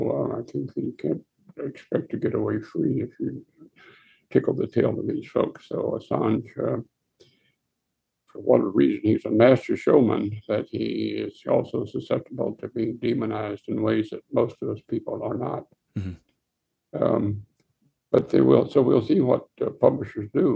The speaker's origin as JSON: {"language": "English", "region": "Texas", "country": "United States", "said": "Being a Texan"}